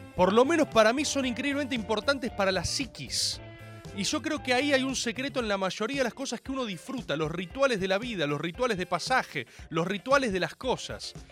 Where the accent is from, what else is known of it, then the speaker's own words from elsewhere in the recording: Buenos Aires, Argentina; Yo soy argentino.